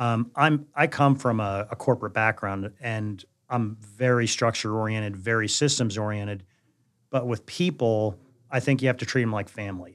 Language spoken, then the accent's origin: English; Jersey Shore, New Jersey, United States; moved away; also born or lived in Tennessee; I grew up on the Jersey Shore.